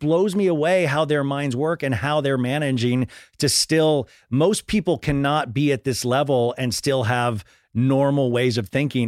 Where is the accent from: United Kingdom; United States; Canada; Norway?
United States; Kansas; I grew up in Kansas